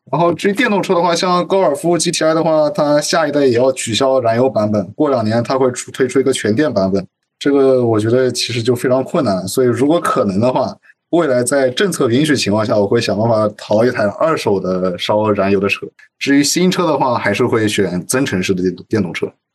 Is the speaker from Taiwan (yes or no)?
no; Shanghai, China; 作为土生土长的上海人